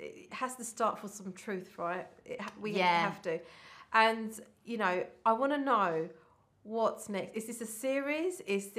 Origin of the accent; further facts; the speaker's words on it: Middlesex, London, United Kingdom; But unfortunately, I then went through the route of where are you from, and that then I was like, Middlesex.